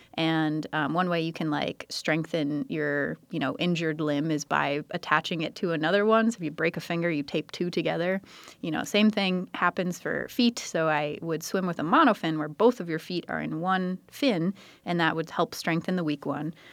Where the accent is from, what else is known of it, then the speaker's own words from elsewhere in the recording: United States; I grew up on the San Croix River